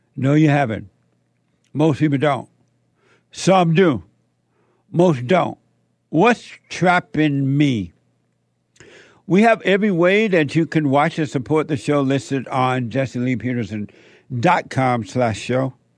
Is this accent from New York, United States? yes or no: no; Alabama, United States; now in Los Angeles, United States; growing up in Alabama on that plantation